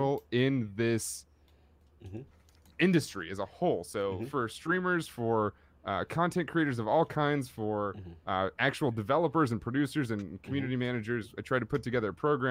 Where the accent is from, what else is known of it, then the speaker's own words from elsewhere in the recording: Oakland, California, United States; I grew up in Oakland, California